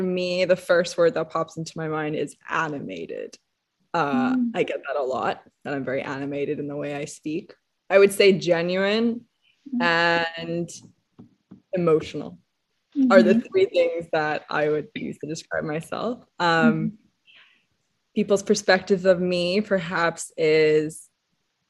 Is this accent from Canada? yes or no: no; Hong Kong; I grew up in Hong Kong